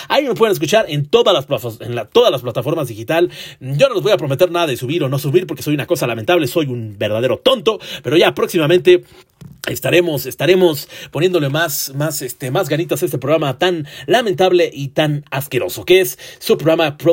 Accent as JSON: {"language": "Spanish", "region": "northern State of Mexico", "country": "Mexico", "said": "Yo soy del norte del Estado de México"}